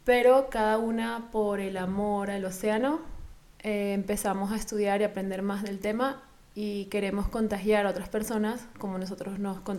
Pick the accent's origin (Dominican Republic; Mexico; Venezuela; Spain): Venezuela; moved away; yo vengo de Venezuela